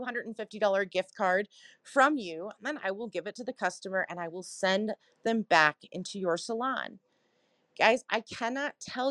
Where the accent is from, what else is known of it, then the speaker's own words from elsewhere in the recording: Cincinnati, Ohio, United States; also born or lived in Chicago / South Carolina; now in Colorado, United States; I'm originally from Cincinnati, Ohio, spent some time in Chicago and South Carolina as well